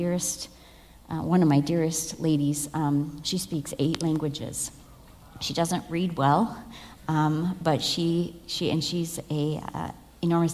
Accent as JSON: {"language": "English", "country": "United States", "moved": "as an adult", "lives_now": "Mango, Togo", "said": "as an American"}